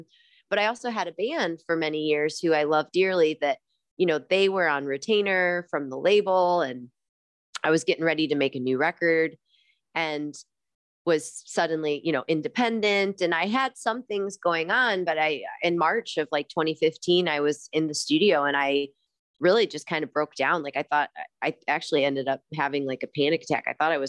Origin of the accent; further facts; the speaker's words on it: Midwest, United States; growing up in the Midwest, like space and having a yard and having trees around you